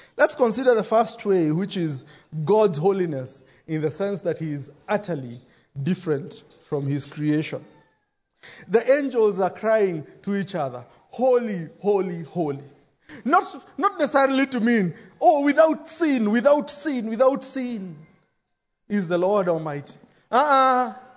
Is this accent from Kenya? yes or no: yes; Kenya; growing up in Shago